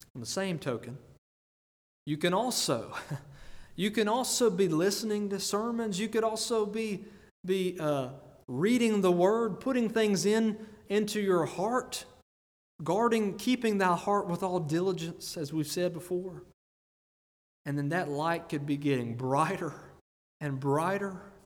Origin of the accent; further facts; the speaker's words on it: United States; I'm from Greene County